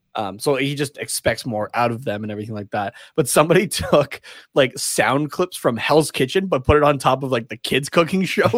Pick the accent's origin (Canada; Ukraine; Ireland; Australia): Canada; we're Canadian